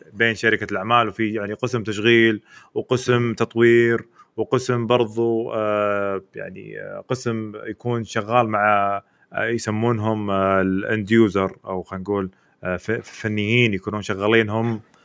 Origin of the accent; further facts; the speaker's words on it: Saudi Arabia; عندنا في السعوديه